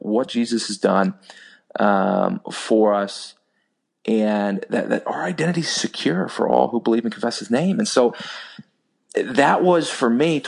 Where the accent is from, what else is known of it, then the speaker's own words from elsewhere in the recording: Texas, United States; growing up in the state of Texas